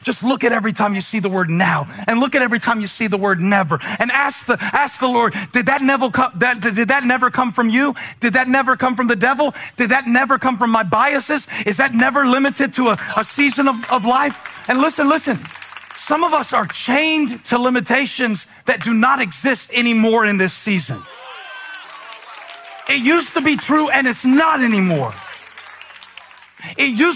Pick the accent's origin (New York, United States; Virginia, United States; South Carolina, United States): South Carolina, United States; Moncks Corner; moved away; I grew up in Monk's Corner, South Carolina